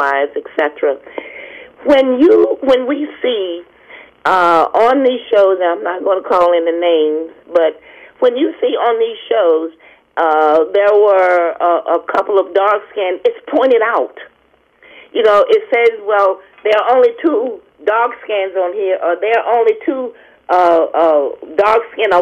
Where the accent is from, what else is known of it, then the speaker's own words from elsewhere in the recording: Alabama, United States; moved away; also born or lived in Maryland; I'm from Alabama